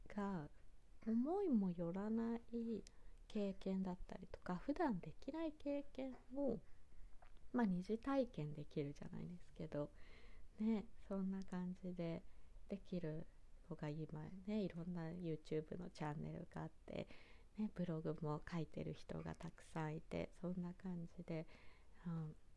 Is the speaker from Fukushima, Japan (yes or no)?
yes; Kitakata, Fukushima, Japan; 地元の会津喜多方のラーメン